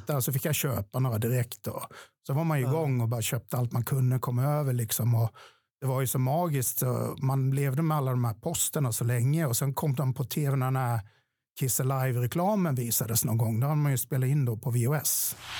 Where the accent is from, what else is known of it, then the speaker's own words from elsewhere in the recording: Ronneby, Blekinge, Sweden; i Ronneby där jag kommer ifrån